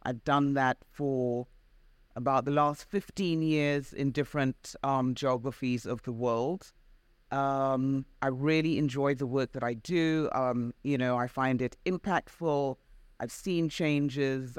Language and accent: English; United Kingdom; also born or lived in Zambia; I am Black British, of African and Caribbean heritage